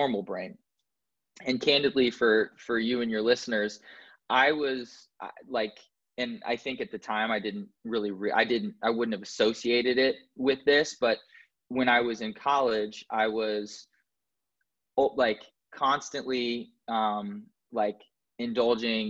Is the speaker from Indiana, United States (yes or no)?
yes; Indianapolis, Indiana, United States; moved away; I was born in Indianapolis, Indiana, and I didn't have a traumatic childhood